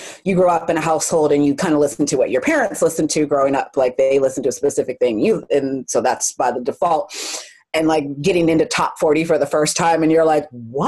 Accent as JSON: {"language": "English", "region": "California", "country": "United States", "said": "I am from California"}